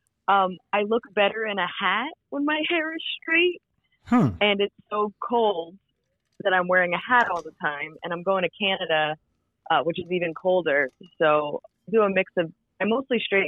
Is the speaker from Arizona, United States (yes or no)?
no; New Jersey, United States; moved away as an adult; now in Brooklyn, United States; I'm originally from New Jersey.